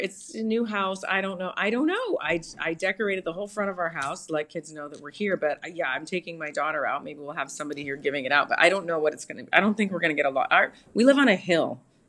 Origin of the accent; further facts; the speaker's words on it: Canada; now in United States; I'm from Canada.